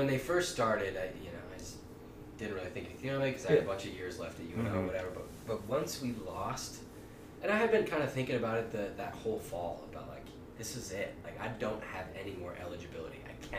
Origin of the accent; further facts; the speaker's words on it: Omaha, Nebraska, United States; I'm a local guy. I'm from Omaha